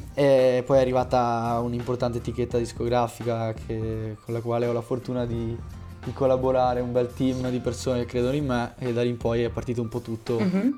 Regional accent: Veneto, Italy; vengo dal Veneto

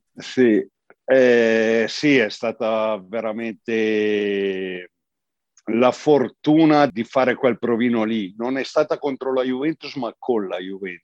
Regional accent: province of Como, Lombardy, Italy; io sono lombardo dalla provincia di Como, un paesino piccolino e insomma l'oratorio era il centro nevralgico, no? per cui il campetto di calcio sotto casa dove i pomeriggi con gli amici si giocava sempre

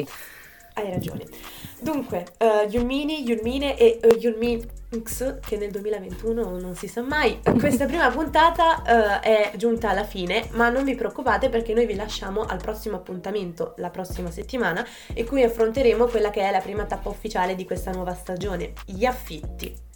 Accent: province of Naples, Campania, Italy; moved away as an adult; se non si fosse già capito dal mio accento, vengo dalla Campania. In particolare un piccolo paese in provincia di Napoli

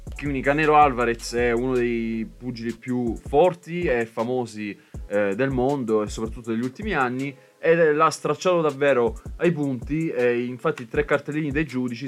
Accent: Brindisi, Apulia, Italy; io sono di Brindisi

